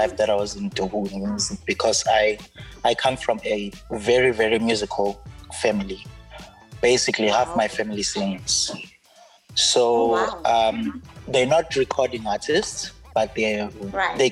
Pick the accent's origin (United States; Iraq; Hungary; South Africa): South Africa; Mandeni, KwaZulu-Natal; now in Esikhawini, South Africa; I'm originally from Mandeni